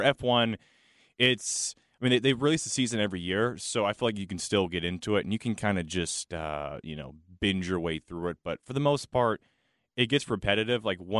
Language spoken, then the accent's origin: English; Charlotte, North Carolina, United States; I grew up going to the track and tailgating with Bojangles Sweet Tea and Bud Light.